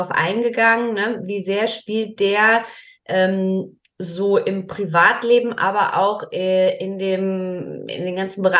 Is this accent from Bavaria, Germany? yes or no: no; Hamburg, Germany; mit einem eigenen Studio in Hamburg in Winterhude, meiner alten Heimat.